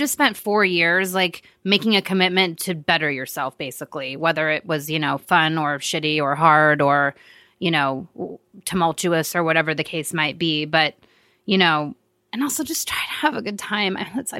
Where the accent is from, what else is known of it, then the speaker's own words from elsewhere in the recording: Midwest, United States; I'm such a Midwesterner.